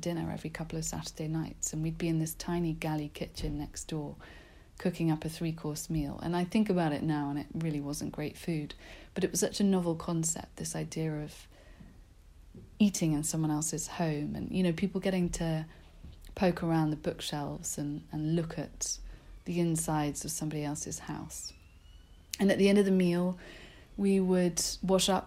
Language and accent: English; London, United Kingdom; I grew up in South London, which isn't very exotic